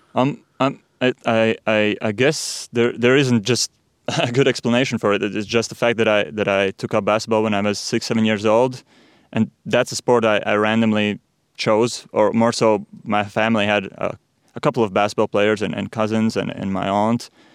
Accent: Riga, Latvia; I'm born and raised in Riga

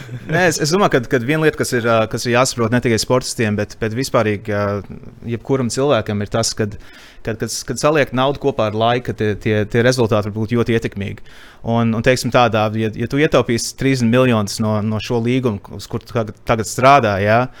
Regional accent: Canada; now in Latvia; es dzimu Latviešu ģimenē Kanādā un nodzīvoju savu, savu pirmo dzīves posmu Kanādā

